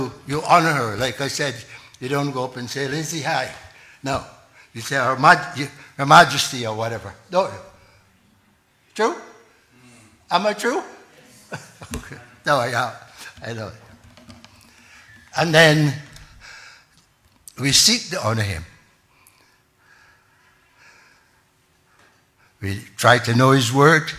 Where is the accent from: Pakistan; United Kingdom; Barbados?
Barbados; moved away; I'm from Barbados originally